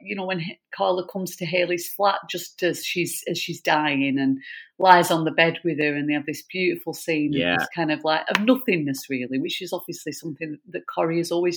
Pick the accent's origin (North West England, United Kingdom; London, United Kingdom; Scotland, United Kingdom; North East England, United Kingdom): North West England, United Kingdom; Lancashire; I'm a northerner. I'm from Lancashire.